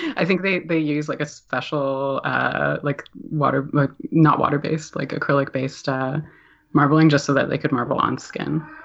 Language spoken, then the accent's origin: English; Toronto, Ontario, Canada; moved away as an adult; now in Halifax, Canada; I'm from Toronto